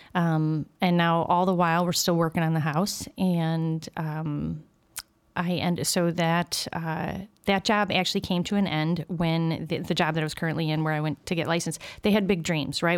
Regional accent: Berwyn, Illinois, United States; also born or lived in Brookfield, Illinois; I grew up in Berwyn

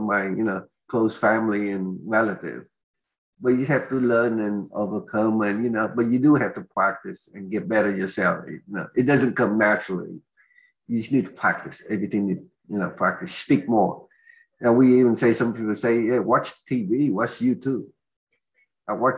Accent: Oklahoma, United States; accent: Oklahoman; they claim I have an Oklahoman accent because I come from Oklahoma.

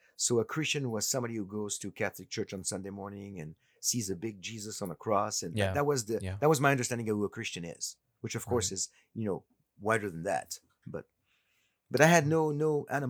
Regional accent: France; born there; I was born in France and of a Holocaust surviving parents, and was not raised in a religious setting.

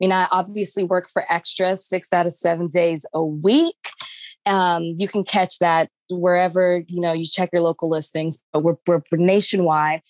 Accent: Dallas, Texas, United States; moved away as an adult; now in Los Angeles, United States; I am from Dallas

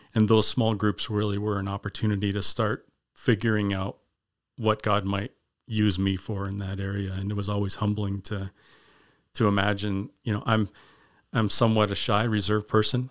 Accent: Winnipeg, Manitoba, Canada; also born or lived in Grimsby, Ontario; I was originally born in Grimsby, Ontario, and, uh, lived there until fifth grade, and we moved as a family to Winnipeg and, uh, lived there for nineteen years

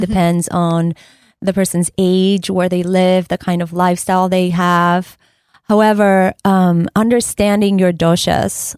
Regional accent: Ecuador; moved away; I am originally from Ecuador

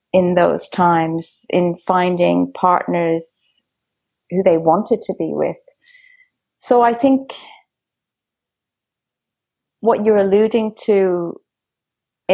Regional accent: Dublin, Leinster, Ireland; I grew up in Dublin, which I proudly say is the storytelling capital of the world.

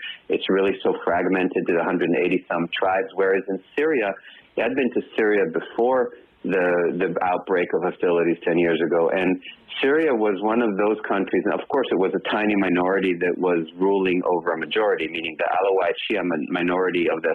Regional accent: Israel; moved away as an adult; now in United States; I myself was born in Israel. I've lived in the States now for 30 years, an American, but I was born in Israel. I served in the Israeli army.

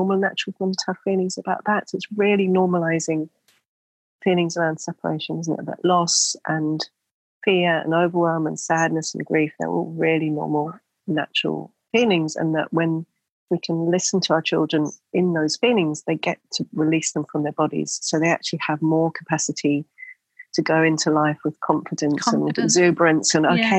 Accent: England, United Kingdom; now in Australia; because we're both from England originally

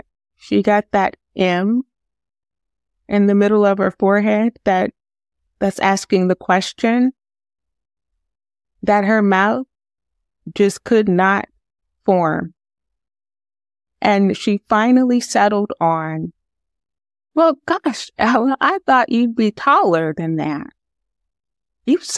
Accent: United States; I am such an American

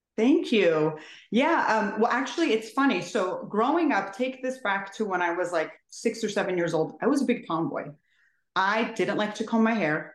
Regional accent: California, United States; now in Maryland, United States; I'm originally from California.

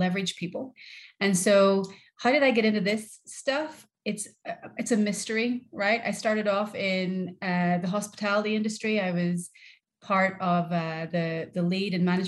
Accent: Northern Ireland, United Kingdom; moved away as an adult; also born or lived in Liverpool, England; I'm from Northern Ireland

